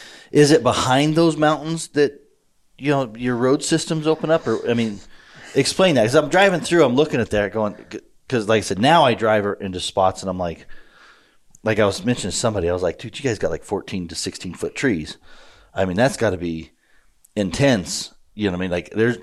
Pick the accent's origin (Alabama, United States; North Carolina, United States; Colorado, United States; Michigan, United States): Colorado, United States; Colorado Springs; moved away; And I grew up, I was born in Colorado Springs, so I grew up on the other side of those Rockies.